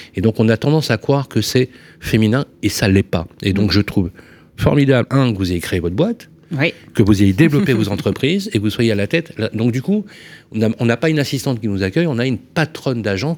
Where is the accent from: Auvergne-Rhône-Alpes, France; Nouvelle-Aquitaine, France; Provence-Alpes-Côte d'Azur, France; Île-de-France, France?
Auvergne-Rhône-Alpes, France; Lyon; moved away; installé à Lyon, notre ville de naissance, puisque moi je suis de la Croix-Rouge